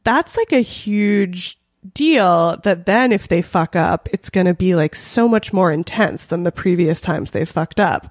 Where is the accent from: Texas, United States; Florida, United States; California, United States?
California, United States; Los Angeles; I grew up in North Hollywood, uh, in an area that I think we're technically in Valley Village